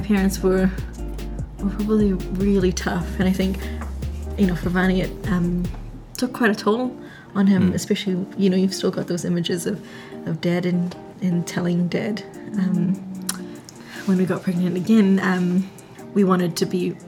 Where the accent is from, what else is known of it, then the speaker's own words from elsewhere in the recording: Auckland, New Zealand; also born or lived in Cebu, Philippines; raised in New Zealand